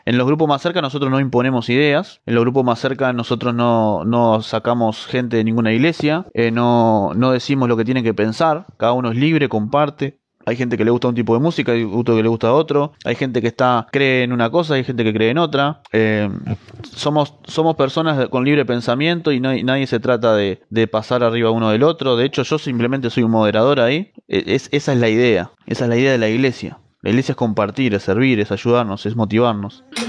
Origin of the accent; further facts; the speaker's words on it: Uruguay; acá en Uruguay no tenemos sismos ni terremotos